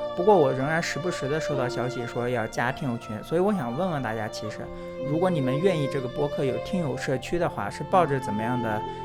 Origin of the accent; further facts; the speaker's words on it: China; now in United States; 我是在中国出生、中国长大